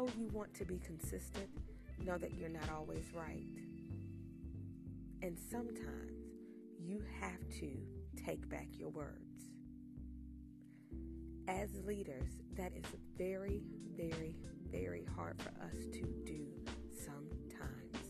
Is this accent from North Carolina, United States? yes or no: yes; North Carolina, United States; I'm clearly from North Carolina.